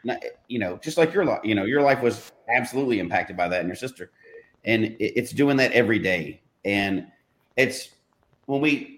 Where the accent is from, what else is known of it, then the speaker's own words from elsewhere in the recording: Memphis, Tennessee, United States; moved away; growing up in Memphis